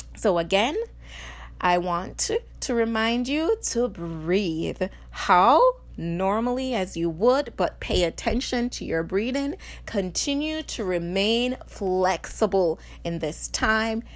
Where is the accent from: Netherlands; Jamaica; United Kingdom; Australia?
Jamaica; now in Illinois, United States; being Jamaican